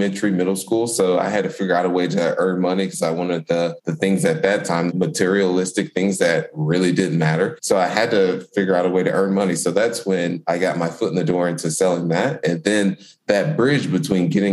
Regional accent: Indianapolis, Indiana, United States; born and raised in Indianapolis, Indiana

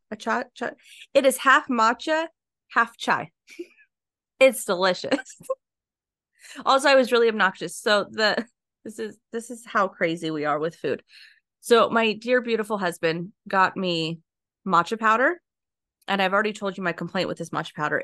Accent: near Laughlin / Las Vegas, Nevada, United States; moved away; I grew up by Laughlin in Vegas.

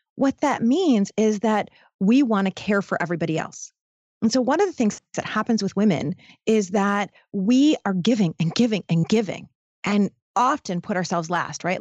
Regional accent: Detroit, Michigan, United States; I come from Detroit. I, I was born in Detroit

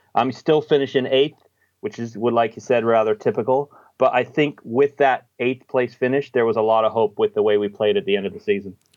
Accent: United States; now in Australia; I'm actually American, l, living in Australia

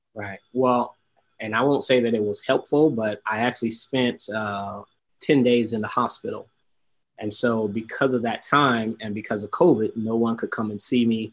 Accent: Detroit, Michigan, United States; I'm originally from Detroit, Michigan

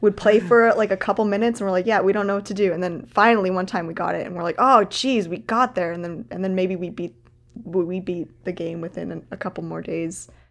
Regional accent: Canada; as a Canadian

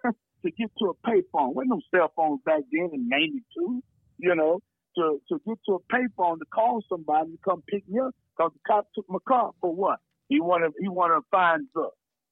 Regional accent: Jena, Louisiana, United States; now in Boise, United States; I grew up in Gina, Louisiana. Mm-hmm. 5,000 people back in 2006 or 7, maybe even 8.

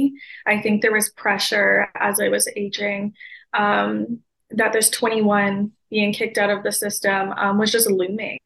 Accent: Ontario, Canada; I grew up in Ontario, Canada's child welfare system from the age of 9

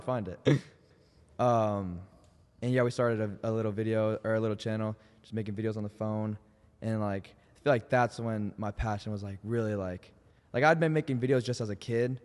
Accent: Indianapolis, Indiana, United States; moved away; everyone in Nelson, my hometown

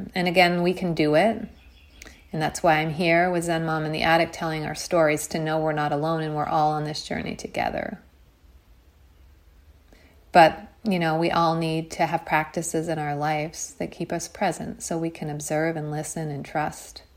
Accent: United States; a girl growing up in America

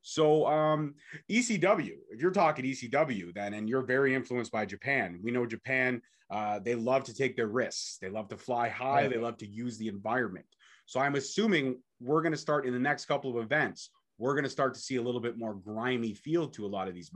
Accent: Canada; being a Canadian

